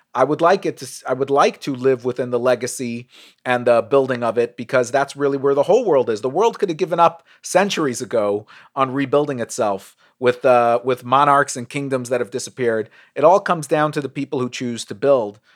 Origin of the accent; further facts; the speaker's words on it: New York City, New York, United States; I grew up in Brooklyn.